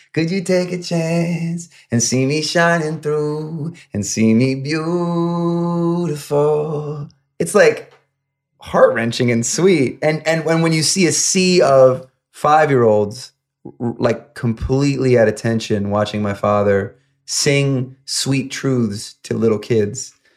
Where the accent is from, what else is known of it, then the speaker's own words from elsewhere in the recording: upstate New York, United States; moved away as an adult; now in Los Angeles, United States; I grew up in upstate New York, about an hour north of New York City. And um, I was there until about 21